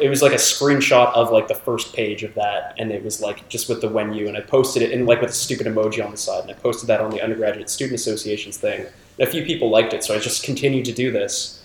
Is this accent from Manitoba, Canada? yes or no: no; Toronto, Ontario, Canada; moved away as an adult; now in Montreal, Canada; I grew up in Toronto